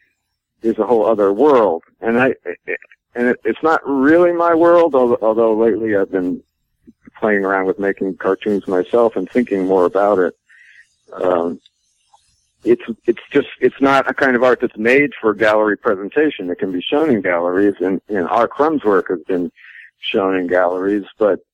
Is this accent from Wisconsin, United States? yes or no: no; Maine, United States; I was 13 or 12 or 13 in 1965. So I was growing up in Maine